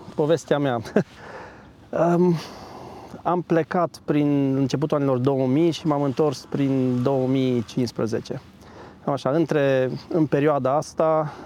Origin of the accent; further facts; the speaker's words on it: Agnita, Sibiu County, Romania; moved away as an adult; also born or lived in United Kingdom / Denmark; Sunt de aici. Uh, de fapt, de 10 km m-am născut în Agnita și bunicii sunt din satul vecin